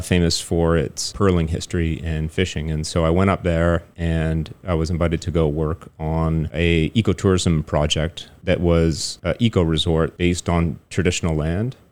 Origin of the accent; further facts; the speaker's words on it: Toronto, Ontario, Canada; moved away as an adult; now in Taiwan; growing up in Toronto, you don't really have a lot of opportunities to speak French